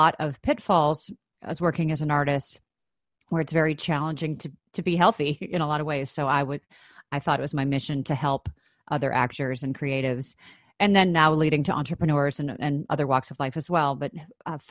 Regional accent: Chicago, Illinois, United States; I grew up in Chicago, Illinois, in the States

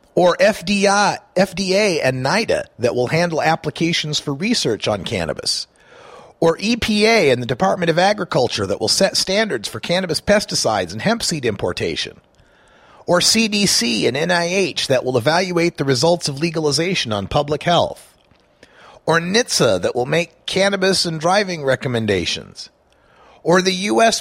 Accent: Idaho, United States; my home state, Idaho

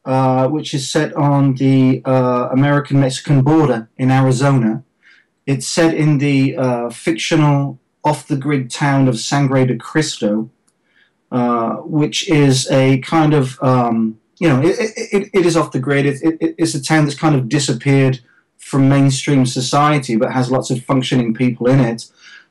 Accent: England, United Kingdom; now in Los Angeles, United States; the weather is in the 70s here in Los Angeles, so it's pretty good for an Englishman.

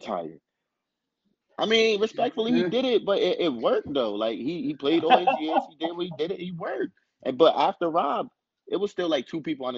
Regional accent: Paterson, New Jersey, United States; I'm from Patterson. I never left home.

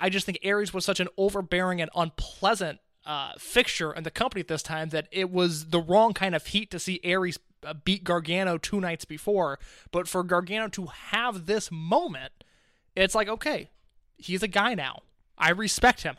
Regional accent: Indianapolis, United States; my hometown in Indianapolis, Illinois

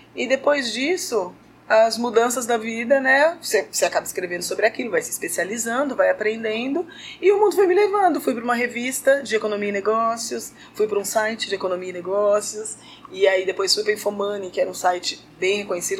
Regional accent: São Paulo, Brazil; eu sou de São tá. Paulo

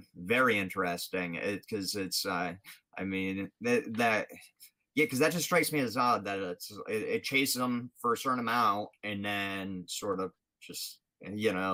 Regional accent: Rhode Island, United States; It's in Exeter, Rhode Island, my home state

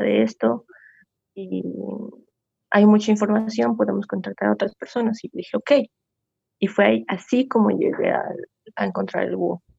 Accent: Coroico, La Paz, Bolivia; Me encuentro en, mi pueblito, que es Coroico

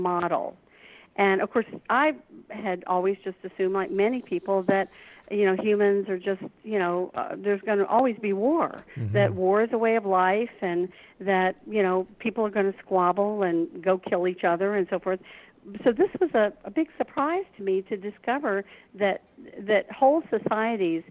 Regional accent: Deep South, United States; I was raised here in the Deep South in America

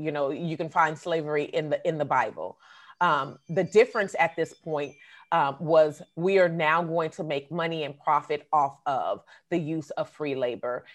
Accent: Oakland, California, United States; I grew up in the Bay Area, but I've also lived in Southern California.

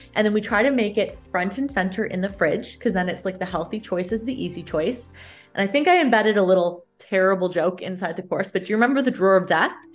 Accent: Canada; also born or lived in London, Ontario; I'm a Canadian

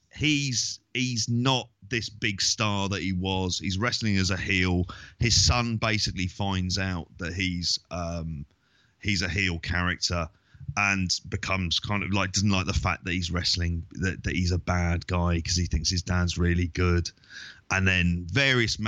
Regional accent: London, United Kingdom; I'm from London

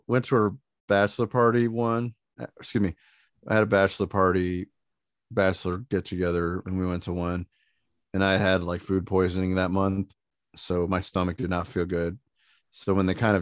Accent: Indiana, United States; we're not from Michigan, we're Indiana

